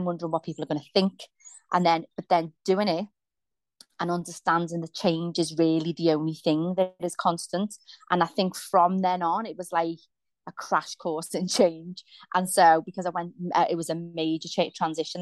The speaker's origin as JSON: {"language": "English", "town": "Liverpool", "region": "North West England", "country": "United Kingdom", "tie": "born or raised there", "said": "I grew up in Liverpool in a place called Kensington"}